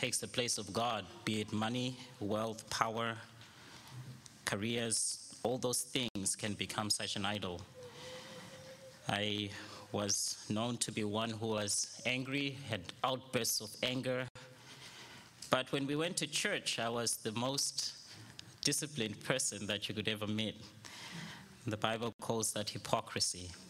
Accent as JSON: {"language": "English", "country": "Zimbabwe", "tie": "born or raised there", "said": "I was born and raised in Zimbabwe"}